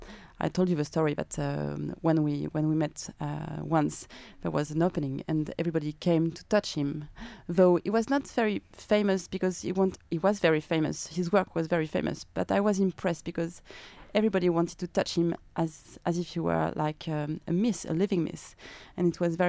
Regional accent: France; accent: French; English is a second language; now in Australia; my French accent

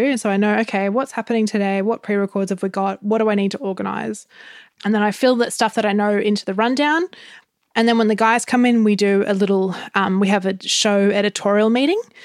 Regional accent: Gold Coast, Queensland, Australia; I grew up on the Gold Coast

